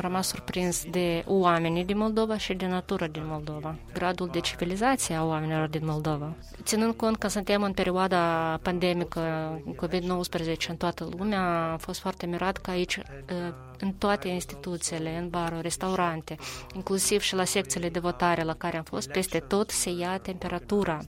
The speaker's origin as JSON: {"language": "Romanian", "country": "Albania", "tie": "born or raised there", "second_language": "Romanian", "moved": "yes", "said": "Eu vin din Albania, sunt originar din Albania"}